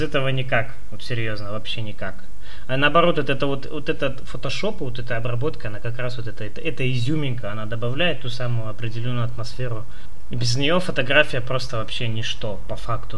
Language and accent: Russian; Chita, Zabaykalsky Krai, Russia; now in Irkutsk, Russia; я родился в Чите